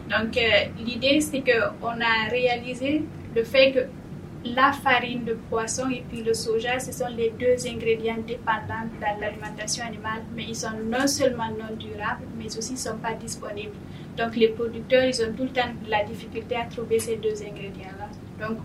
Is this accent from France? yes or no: no; Guinea; moved away; also born or lived in Quebec City, Canada; je viens de la Guinée en Afrique de l'Ouest.